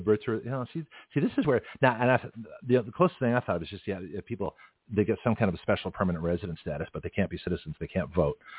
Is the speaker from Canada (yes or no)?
yes; Canada; now in United States; I was born in Canada